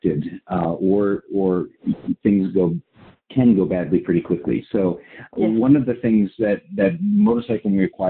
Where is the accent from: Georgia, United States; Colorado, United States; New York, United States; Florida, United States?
Colorado, United States; I grew up in Colorado in the mountains